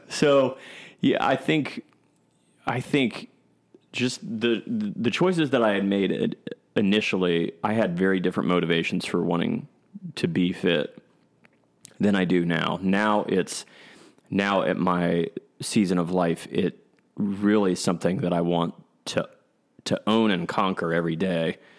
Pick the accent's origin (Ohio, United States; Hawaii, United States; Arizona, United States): Ohio, United States; Columbus; I grew up here in Columbus, Ohio